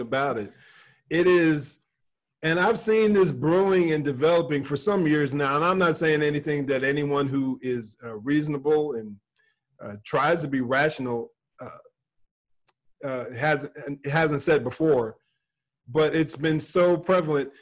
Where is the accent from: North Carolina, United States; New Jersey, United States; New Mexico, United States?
New Jersey, United States; moved away; also born or lived in South Carolina; I dealt with more racism growing up in New Jersey than I did when we moved to South Carolina